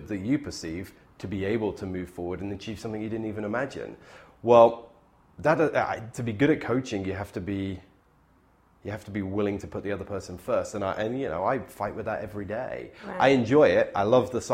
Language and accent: English; Bristol, South West England, United Kingdom; now in Canada; my hometown in Bristol